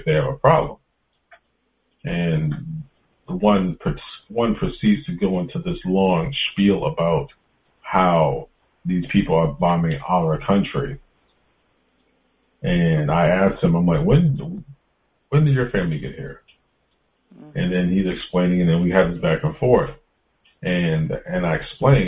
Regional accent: East Coast, United States; growing up on the East Coast, there was such a diverse neighborhood.

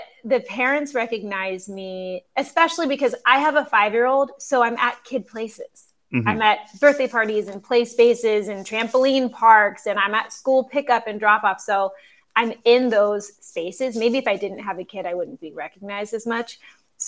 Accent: Cincinnati area, Northern Kentucky, United States; moved away as an adult; now in New York City, United States; I did theater for a kid audience growing up in Northern Kentucky in the Cincinnati area

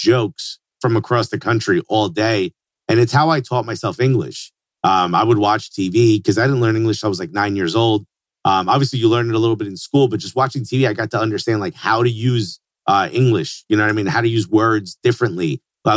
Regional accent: Newark, New Jersey, United States; I grew up in Newark, New Jersey

